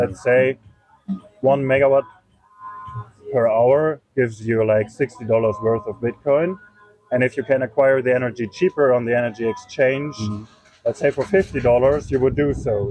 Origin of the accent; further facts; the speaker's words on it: Germany; also born or lived in eastern Germany; I'm from Germany, mm-hmm. and I moved a lot in Germany because I was studying at different universities